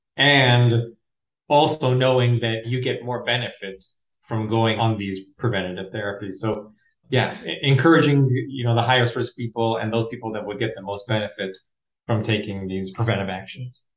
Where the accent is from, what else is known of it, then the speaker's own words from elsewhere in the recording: Los Angeles, California, United States; Born and raised in Los Angeles, California